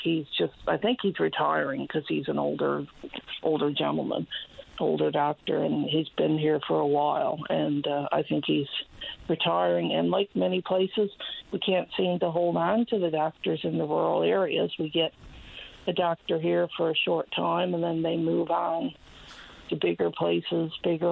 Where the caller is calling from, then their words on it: New-Wes-Valley, Newfoundland and Labrador, Canada; I'm calling from New West Valley.